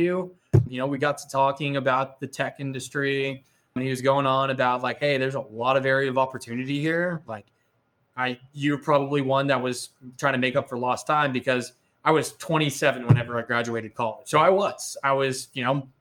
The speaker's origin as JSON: {"language": "English", "town": "Austin", "region": "Texas", "country": "United States", "tie": "born or raised there", "said": "growing up in Austin"}